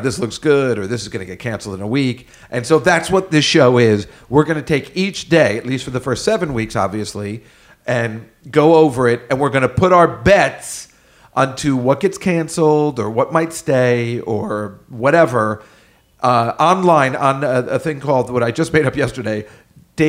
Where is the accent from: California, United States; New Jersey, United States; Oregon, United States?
New Jersey, United States; New Brunswick; I also grew up there. I'm from New Brunswick, New Jersey.